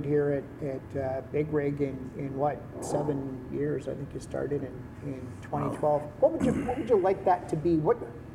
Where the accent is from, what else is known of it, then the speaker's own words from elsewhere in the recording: Quebec, Canada; As a kid growing up in Quebec